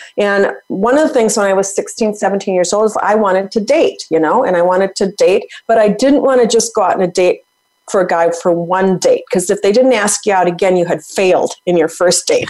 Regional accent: Minnesota, United States; I'm from Minnesota, hockey player

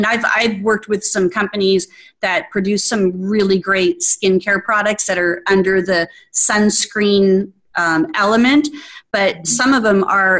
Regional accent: Arizona, United States; also born or lived in Scottsdale, Arizona; now in Atlanta, United States; growing up in Arizona

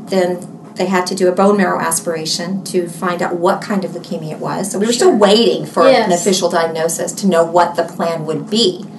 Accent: Alabama, United States; moved away as an adult; also born or lived in Mississippi; now in Houston, United States; I was born in Mississippi, but I didn't live there long. Okay. I'm from Alabama and have lived in Texas, the Houston area, for 20 years.

